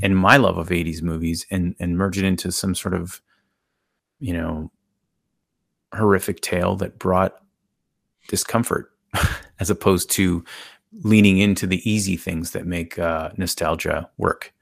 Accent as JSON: {"language": "English", "country": "Canada", "said": "I'm Canadian"}